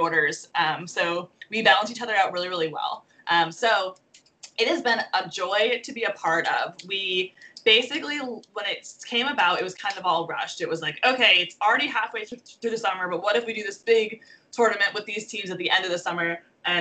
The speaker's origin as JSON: {"language": "English", "region": "East Coast", "country": "United States", "also_born_or_lived": "Boston", "moved": "as an adult", "lives_now": "Los Angeles, United States", "said": "because I'm from the East Coast"}